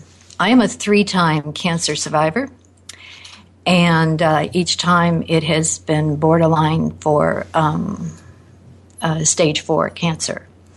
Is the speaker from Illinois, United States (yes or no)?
yes; Naperville, Illinois, United States; I'm from Naperville, Illinois.